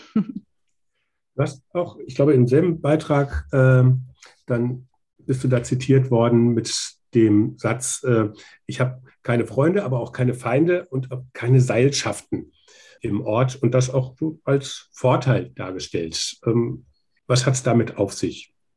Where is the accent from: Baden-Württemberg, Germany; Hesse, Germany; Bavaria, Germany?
Hesse, Germany; Schwalm-Eder, North; Jetzt komme ich selber auch aus Nordhessen, äh, ähm, auch aus Schwalm-Eder